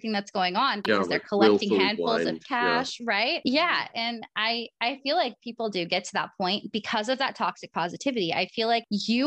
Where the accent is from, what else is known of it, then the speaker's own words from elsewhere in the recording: Oregon, United States; I'm from Oregon